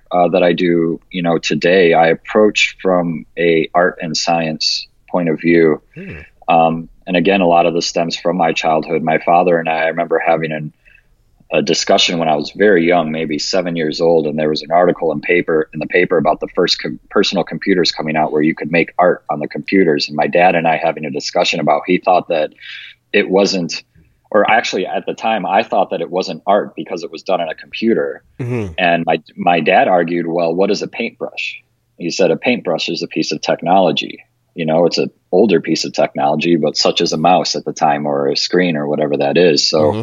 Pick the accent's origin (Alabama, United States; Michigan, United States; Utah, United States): Michigan, United States; Detroit; now in Las Vegas, United States; I grew up in Detroit